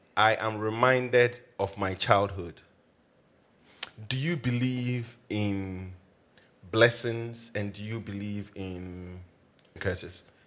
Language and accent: English; Accra, Greater Accra, Ghana; I grew up in Accra.